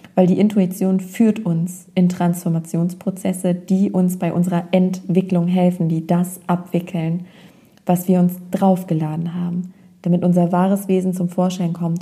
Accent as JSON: {"language": "German", "country": "Germany", "tie": "born or raised there", "also_born_or_lived": "North Rhine-Westphalia", "said": "ich bin zwar in Nordrhein-Westfalen geboren, war da aber nur ein paar Monate und bin dann hier aufgewachsen in der Nähe von Bremen und habe mein Leben lang hier verbracht"}